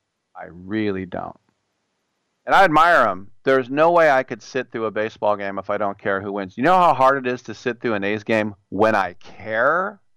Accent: Richmond, California, United States; I'm from Richmond

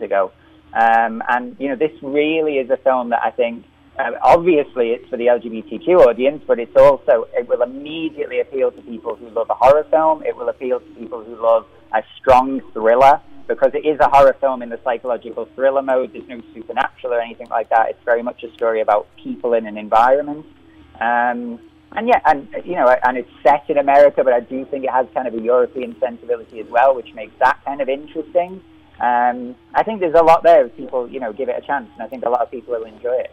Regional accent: Liverpool, North West England, United Kingdom; I'm from Liverpool

